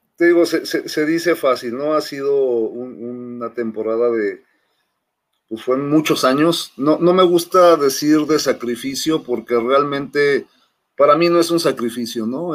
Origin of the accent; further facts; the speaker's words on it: Mexico City, Mexico; moved away as an adult; now in Monterrey, Mexico; soy originario de la Ciudad de México, de Xochimilco, más ya tengo 23 años, en 22, 23 años en Monterrey, radicando en Monterrey